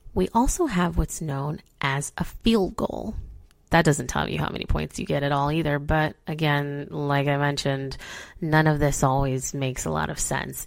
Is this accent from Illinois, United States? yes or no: yes; Chicago, Illinois, United States; now in Cincinnati, United States; I'm from Chicago.